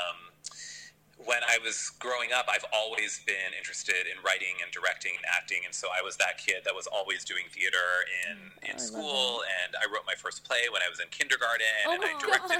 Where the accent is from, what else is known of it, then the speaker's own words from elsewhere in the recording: Pennsylvania, United States; moved away as an adult; now in New York, United States; I'm from Pennsylvania, so I went to Penn, which was just 2 hours away from home